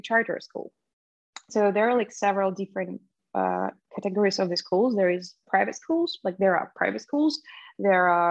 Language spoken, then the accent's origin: English; Ukraine; moved away; I was growing up in Polish diaspora in Ukraine